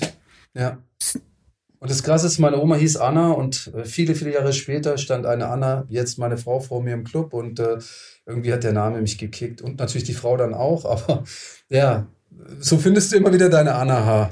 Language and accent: German; Tübingen, Baden-Württemberg, Germany; Ich komme aus Tübingen